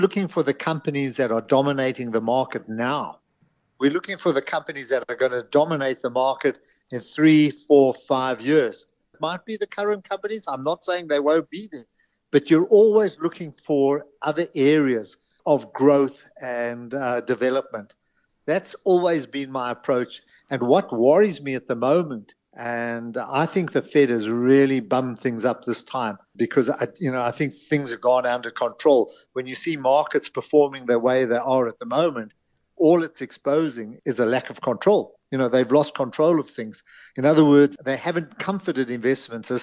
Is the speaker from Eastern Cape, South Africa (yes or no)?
no; Johannesburg, Gauteng, South Africa; I grew up in Greenside